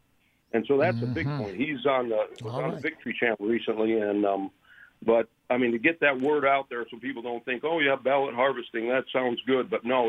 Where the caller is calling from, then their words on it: Holland, Michigan, United States; I'm calling you from Holland, Michigan